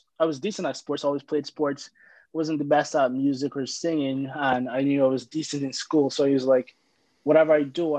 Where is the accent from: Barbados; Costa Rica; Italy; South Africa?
Barbados; moved away; I'm from Barbados